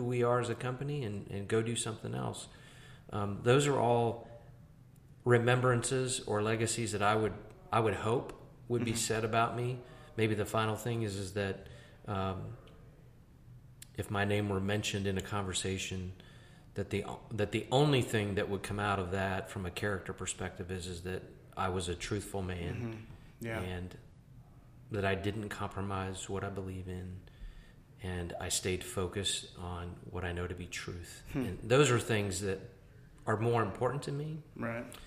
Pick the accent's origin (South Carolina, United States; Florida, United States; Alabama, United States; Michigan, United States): South Carolina, United States; Greenville; I'm from Greenville